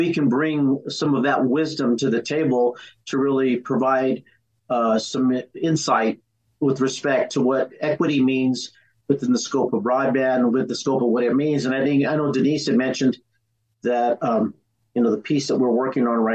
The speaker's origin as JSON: {"language": "English", "town": "Pueblo", "region": "Colorado", "country": "United States", "said": "I'm from Southern Colorado. I'm from Pueblo."}